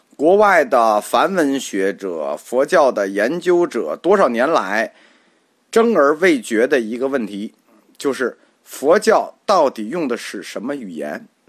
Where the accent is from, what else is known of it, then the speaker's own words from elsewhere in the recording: China; 这句话对我们中国人来说没问题